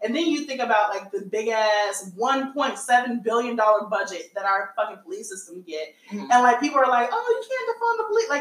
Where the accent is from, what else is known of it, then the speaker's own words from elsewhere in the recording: United States; also born or lived in Chicago; I'm an American